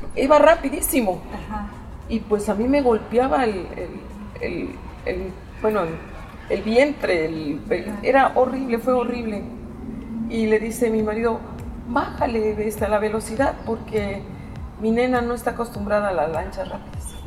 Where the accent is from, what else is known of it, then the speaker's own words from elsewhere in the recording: Mexico; moved away as an adult; also born or lived in Cancún, Mexico; Nosotros vivíamos en el extranjero y yo quería regresar a mi México, querido.